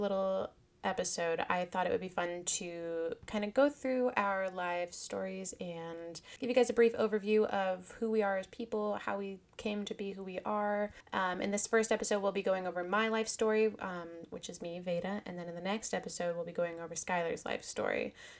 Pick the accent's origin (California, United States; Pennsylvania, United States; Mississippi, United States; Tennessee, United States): California, United States; Lancaster; born there; like I was born in Lancaster, California in 1993, and my mom and dad were not married.